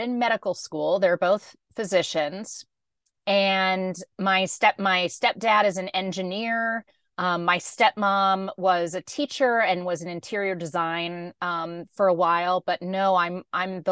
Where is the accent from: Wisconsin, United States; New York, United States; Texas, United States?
Texas, United States; Dallas; also born or lived in San Francisco, California; now in California, United States; I grew up in Dallas, Texas